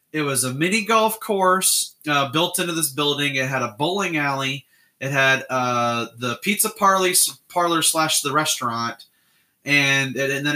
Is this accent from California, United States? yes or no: no; Illinois, United States; I grew up in Illinois